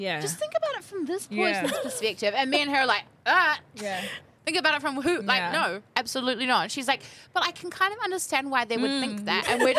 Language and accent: English; Whangarei, Northland, New Zealand; moved away; I love Whangarei. I think it's a really cool place, and I love all my family are there. And there's definitely some cool parts about growing up there, but you definitely want to get out as quick as you can.